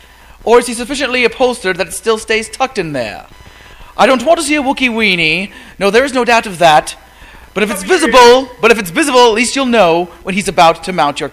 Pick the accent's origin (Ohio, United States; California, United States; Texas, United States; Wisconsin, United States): Wisconsin, United States; Lake Geneva; I am from Lake Geneva, Wisconsin.